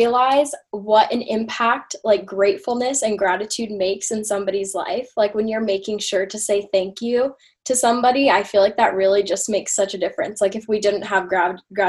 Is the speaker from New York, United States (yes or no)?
no; Yorba Linda, California, United States; I'm from Yorba Linda, California